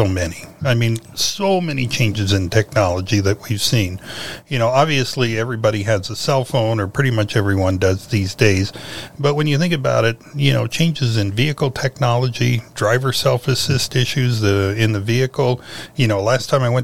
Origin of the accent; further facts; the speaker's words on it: near Fort Wayne, Indiana, United States; now in Arizona, United States; I am originally a Hoosier. I grew up near Fort Wayne